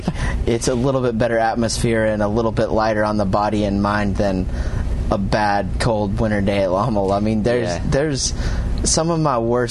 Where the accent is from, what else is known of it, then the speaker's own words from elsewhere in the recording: United States; also born or lived in Europe; as an American who struggled his face off in the sand in Europe for 5 years